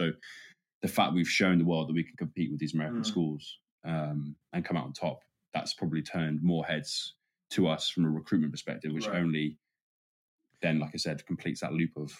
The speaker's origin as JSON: {"language": "English", "region": "England", "country": "United Kingdom", "said": "within the performance support team, we're all English."}